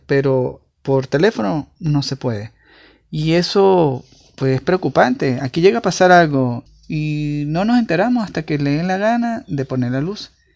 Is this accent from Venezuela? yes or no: yes; Venezuela; los que somos venezolanos